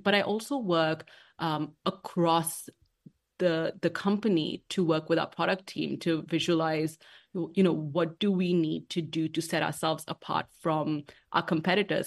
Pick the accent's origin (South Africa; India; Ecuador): India; Mumbai, Maharashtra; moved away as an adult; also born or lived in London, United Kingdom; now in Washington, D.C., United States; I was born and raised in Bombay or Mumbai, as it's known now, um, in India